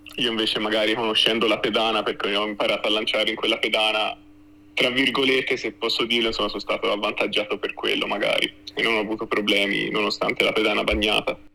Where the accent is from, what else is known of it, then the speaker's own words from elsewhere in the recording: Florence, Tuscany, Italy; essendo fiorentino doc